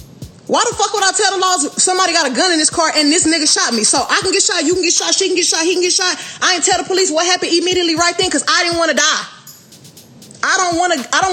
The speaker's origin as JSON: {"language": "English", "town": "Houston", "region": "Texas", "country": "United States"}